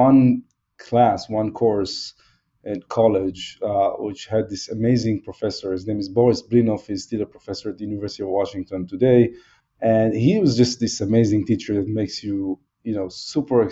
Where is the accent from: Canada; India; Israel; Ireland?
Israel; moved away as an adult; also born or lived in Seattle, United States; I grew up in Israel